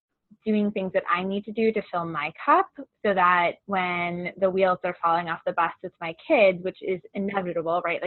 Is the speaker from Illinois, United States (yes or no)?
no; Long Island, New York, United States; moved away as an adult; also born or lived in Boston, Massachusetts / Ann Arbor, Michigan; now in Chicago, United States; I grew up in New York and spent most of my I spent all of my childhood years on Long Island